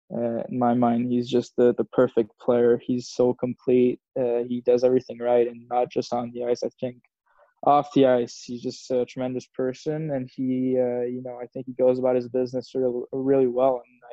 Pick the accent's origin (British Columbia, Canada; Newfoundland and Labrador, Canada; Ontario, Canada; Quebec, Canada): Quebec, Canada; Montreal; also born or lived in Houston, United States / Switzerland; When I was 8 months old, we moved to Switzerland for 10 years with my parents because my dad was playing there. And then I moved back to Montreal when I was 10 years old